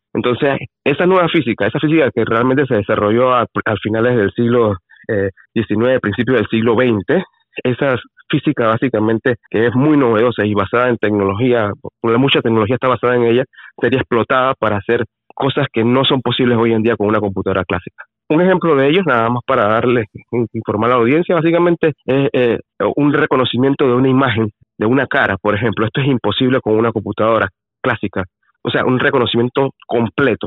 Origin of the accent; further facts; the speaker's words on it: Panama; soy el primer panameño